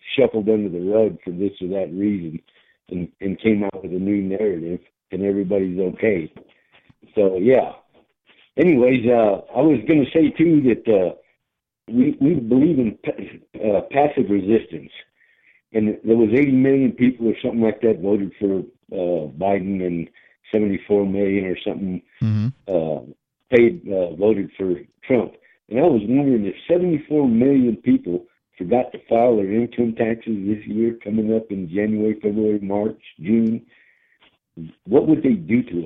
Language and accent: English; Ireland; now in United States; I was born in Ireland